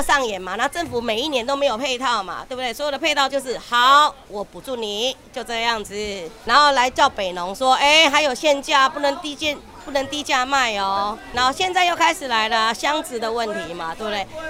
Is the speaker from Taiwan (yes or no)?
yes; Taipei, Taiwan; 我们台北人比较喜欢抢